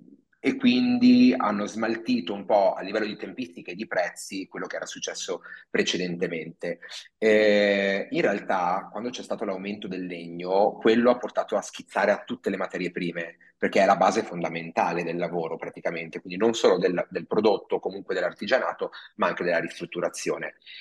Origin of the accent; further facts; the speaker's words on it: Padua, Veneto, Italy; now in Milan, Italy; io sono originario di Padova